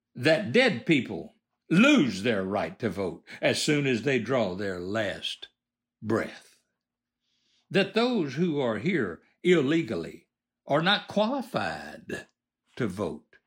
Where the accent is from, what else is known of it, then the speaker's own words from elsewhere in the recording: United States; I was born in America